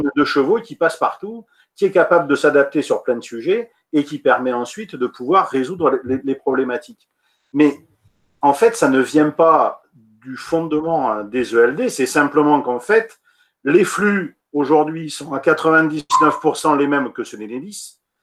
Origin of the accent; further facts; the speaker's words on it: Montpellier, Occitania, France; Je suis montpelliérain, donc je connais bien ce sujet-là. Moi, je suis un vrai montpelliérain. Je suis né à Montpellier